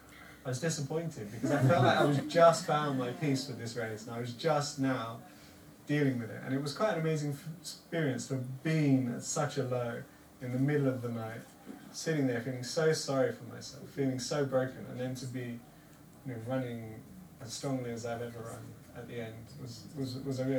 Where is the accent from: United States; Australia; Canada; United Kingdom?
United Kingdom; Devon, South West England; I'm from Devon